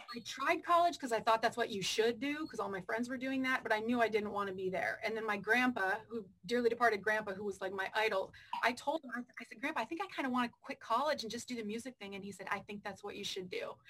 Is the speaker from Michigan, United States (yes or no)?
yes; Michigan, United States; moved away as an adult; I had done radio for three years in Michigan. I'm from Michigan.